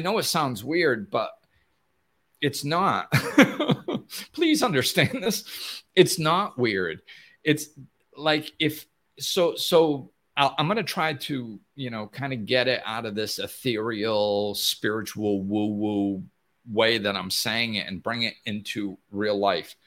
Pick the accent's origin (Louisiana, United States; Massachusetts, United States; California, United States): Massachusetts, United States; moved away; back where I grew up in Massachusetts